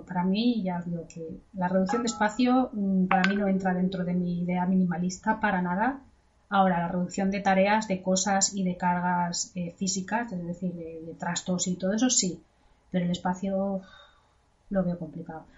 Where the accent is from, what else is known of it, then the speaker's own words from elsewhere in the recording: Spain; now in England, United Kingdom; yo que soy de España